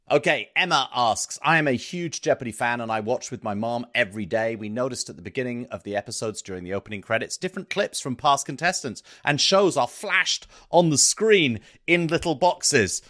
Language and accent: English; South East England, United Kingdom; moved away; being English educated, having grown up in the southeast of England